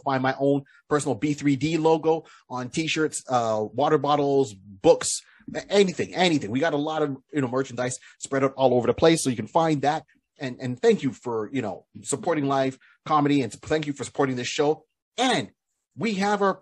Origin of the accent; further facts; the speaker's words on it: Canada; we're Canadian